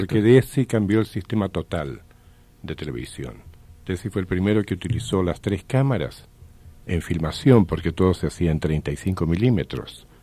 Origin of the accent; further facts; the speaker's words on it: Chile; moved away; also born or lived in United States; fuimos compañeros de colegio en Chile